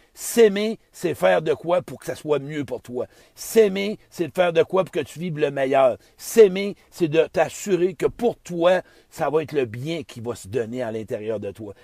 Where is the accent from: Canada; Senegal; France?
Canada; Beauce, Quebec; je suis dans boss, hein, dans mon patelin